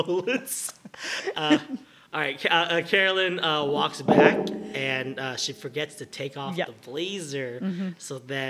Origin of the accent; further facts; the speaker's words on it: Boston, Massachusetts, United States; I should probably get back home. I'm from Boston.